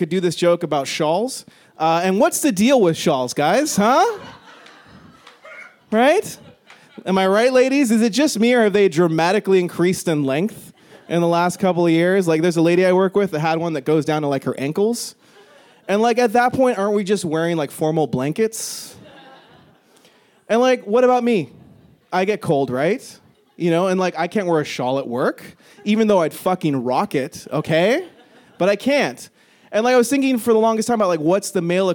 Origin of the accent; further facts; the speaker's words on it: California, United States; moved away as an adult; now in Canada; I am from the States originally. I grew up there in California